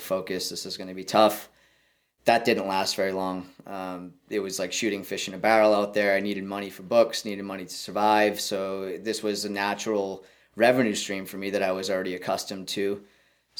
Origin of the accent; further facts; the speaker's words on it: Wareham, Massachusetts, United States; We're located right at the gateway to Cape Cod in Warhem, Mass, which happens to be my hometown